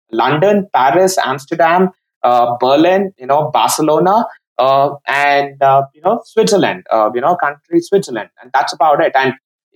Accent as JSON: {"language": "English", "country": "India", "said": "as an Indian"}